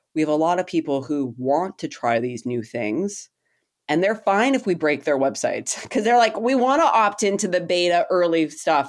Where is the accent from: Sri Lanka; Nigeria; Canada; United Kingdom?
Canada; I'm a Canadian